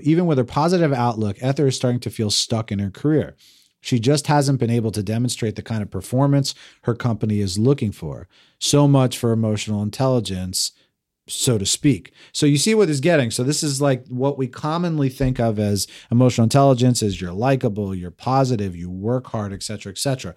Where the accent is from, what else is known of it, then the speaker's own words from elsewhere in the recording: New Jersey, United States; I'm this guy from New Jersey.